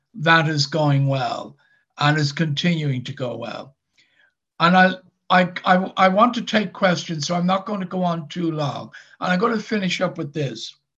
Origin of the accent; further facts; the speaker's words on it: Dublin, Leinster, Ireland; now in Northern Ireland, United Kingdom; I actually don't come from Northern Ireland. I come from Dublin in the Republic of Ireland